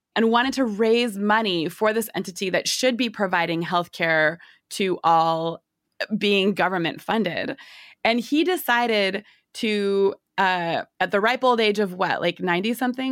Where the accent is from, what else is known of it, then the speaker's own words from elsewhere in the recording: Northwest US, Pacific Northwest, United States; I'm from the Northwest US. Amazon is headquartered here